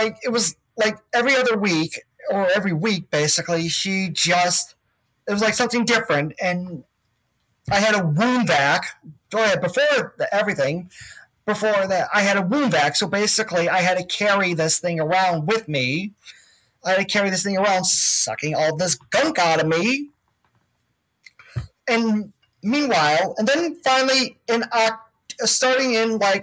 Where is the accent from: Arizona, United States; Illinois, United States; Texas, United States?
Illinois, United States; Chicago; I was born and raised in Chicago, but then moved to the burbs